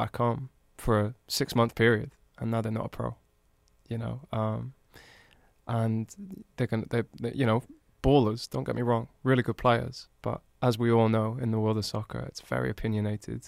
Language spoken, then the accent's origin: English; Newport, United Kingdom; moved away as an adult; I'm literally from Newport